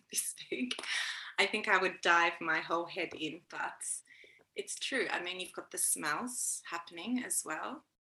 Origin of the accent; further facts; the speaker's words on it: Australia; accent: Australian; moved away as an adult; now in Sweden; you can probably hear I have an Australian accent